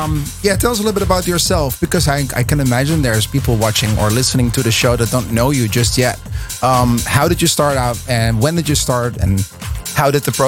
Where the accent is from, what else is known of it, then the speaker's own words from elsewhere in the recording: Netherlands; I'm from the Netherlands.